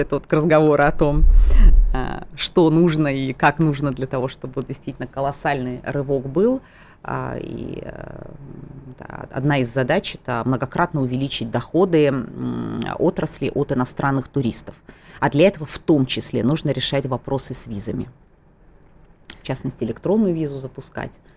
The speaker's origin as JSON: {"language": "Russian", "town": "Tskhinvali", "region": "South Ossetia", "country": "Georgia", "tie": "born or raised there", "moved": "as an adult", "lives_now": "Moscow, Russia", "said": "Я тоже осетинка, я, более того, родилась, выросла в Осетии, в городе Цхинвал"}